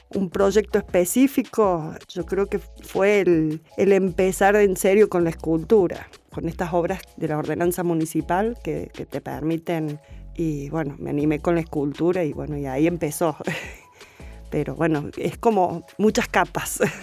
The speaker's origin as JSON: {"language": "Spanish", "town": "Río Segundo", "region": "Córdoba", "country": "Argentina", "tie": "born or raised there", "said": "de mi pueblo, desde Río Segundo"}